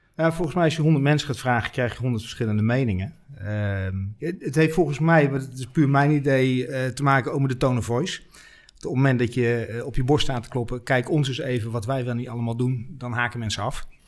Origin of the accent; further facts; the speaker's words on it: Netherlands; wij als Hollanders